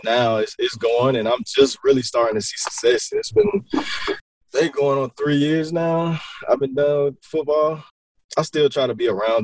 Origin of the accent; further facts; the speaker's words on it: Columbia, South Carolina, United States; moved away as an adult; also born or lived in Kentucky; I am originally from Columbia, South Carolina, born and raised